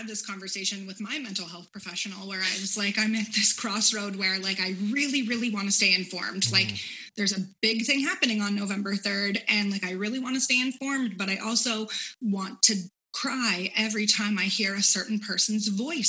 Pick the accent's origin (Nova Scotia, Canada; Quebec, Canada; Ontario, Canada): Ontario, Canada; Hamilton; we say we're from Hamilton.